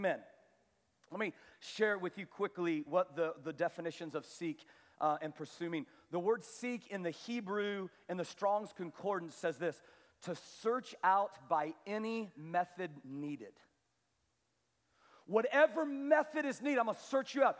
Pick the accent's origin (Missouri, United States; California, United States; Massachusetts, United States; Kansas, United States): Kansas, United States; I was from Kansas